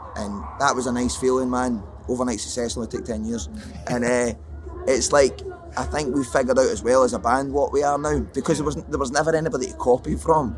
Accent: Scotland, United Kingdom; I'm Scottish

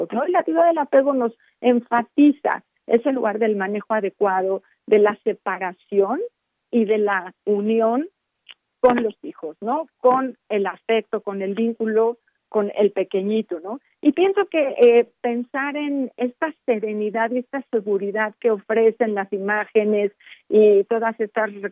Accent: Mexico; nosotros como mexicanos recibimos esta influencia de otros espacios, de otras geografías, ¿no?

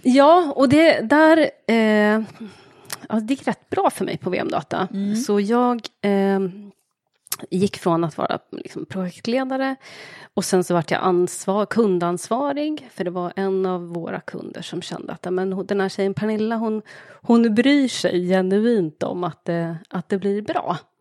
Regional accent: Linköping, Östergötland, Sweden; accent: Östergötland dialect; Jag är född och uppvuxen i Linköping

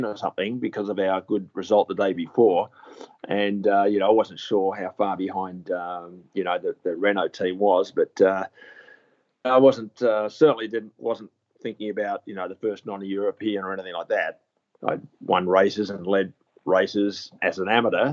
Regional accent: Melbourne, Victoria, Australia; moved away as an adult; also born or lived in Paris; I grew up in Melbourne.

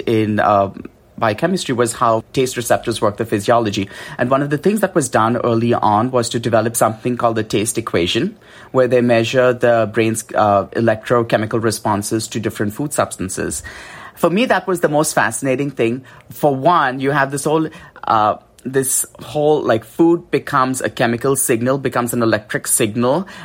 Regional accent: India; moved away; I grew up in India

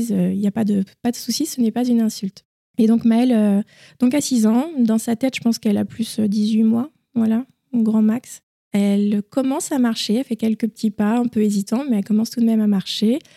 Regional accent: Lille, Hauts-de-France, France; Donc, euh … je suis, euh, je suis lilloise, je suis âgée de 36 ans et je suis maman.

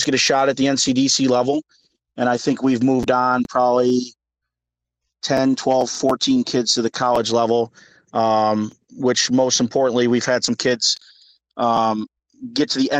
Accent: Toledo, Ohio, United States; also born or lived in Sylvania, Ohio; I grew up, born in Toledo, lived here my whole life. Made a move to Sylvania when I was in high school, but I grew up in Toledo

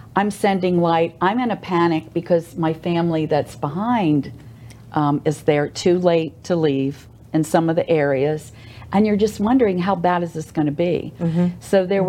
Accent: United States; now in Oldsmar, United States; I'm from the Maryland, Washington D.C. area in Virginia, and I get to see my family

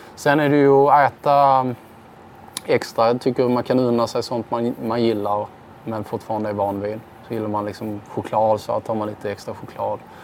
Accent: Sweden; som svensk

